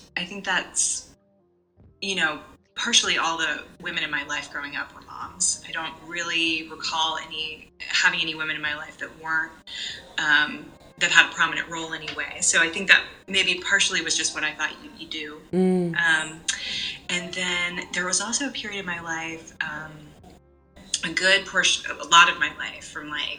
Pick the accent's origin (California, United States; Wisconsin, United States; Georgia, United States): Georgia, United States; Atlanta; moved away as an adult; also born or lived in New York / Sandy Springs; grew up here in Atlanta, right outside of Atlanta